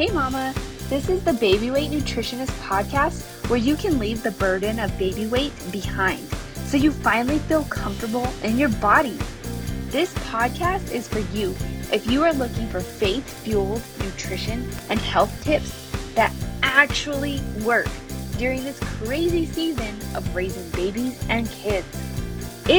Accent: New Mexico, United States; moved away as an adult; now in El Paso, United States; I grew up in New Mexico

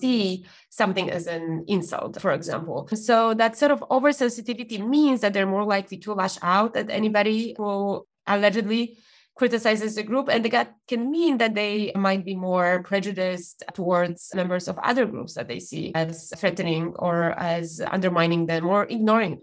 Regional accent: Poland; moved away as an adult; now in United Kingdom; Growing up in Poland

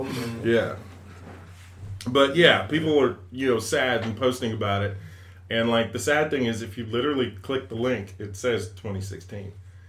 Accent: California, United States; I grew up in California when, like, the X Games first started

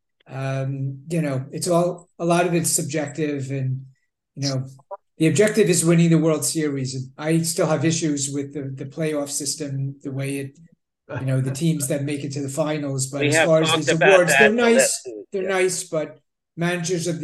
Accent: Maplewood, New Jersey, United States; I lived in Maplewood. I grew up in Maplewood

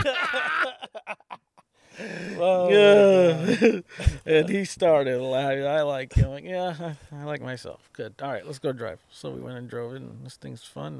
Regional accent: Watsonville, California, United States; I'm from Watsonville.

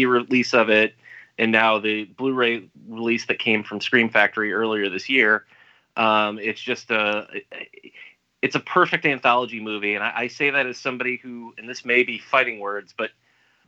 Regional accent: Sandusky, Ohio, United States; I grew up in Sandusky, Ohio

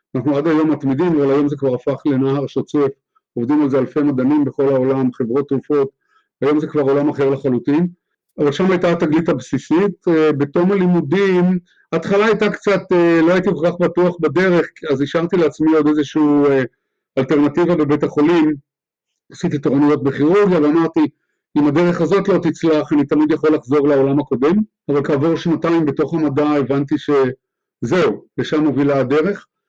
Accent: Haifa, Haifa District, Israel; also born or lived in Jerusalem; גדלתי בחיפה, הייתה אז עיר קטנה

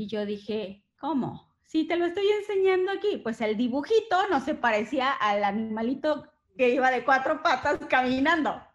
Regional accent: Mexico; yo soy mexicana

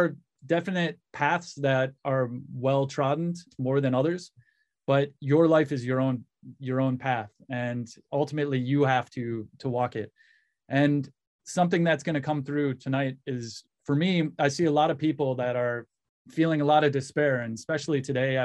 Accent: Western Michigan, United States; born or raised there; also born or lived in Cleveland, Ohio

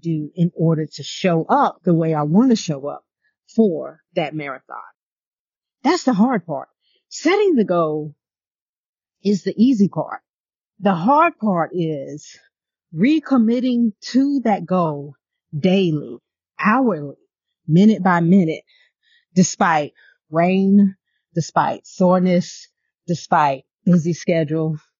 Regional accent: New York City, New York, United States; I was born in Brooklyn

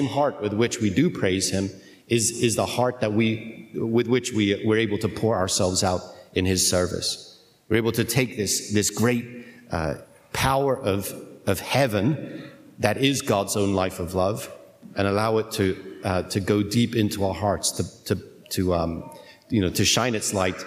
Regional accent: United Kingdom; I'm British

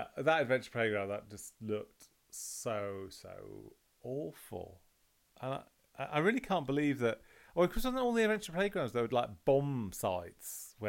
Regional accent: London, United Kingdom; I was brought up in London in the 70s

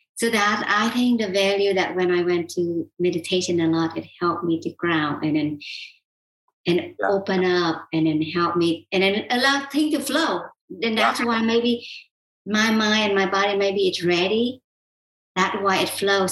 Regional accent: South Vietnam, Vietnam; moved away; I was born and raised in South Vietnam

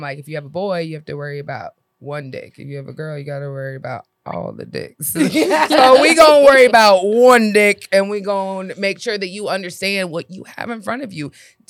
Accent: Duval County, Florida, United States; I'm from Florida.

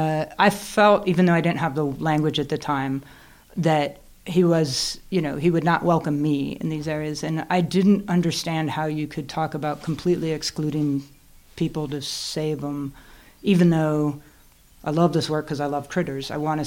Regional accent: Yosemite National Park, California, United States; moved away as an adult; now in Bozeman, United States; we grew up in California

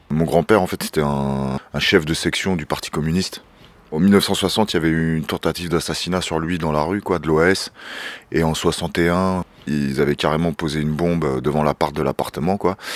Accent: Pavillons-sous-Bois, Île-de-France, France; moved away as an adult; J'ai grandi à Pavillon-sous-Bois, Pavillon-sous-Bois en Seine-Saint-Denis. Mes parents ils sont de, deux origines différentes quoi, d'origines culturelles différentes.

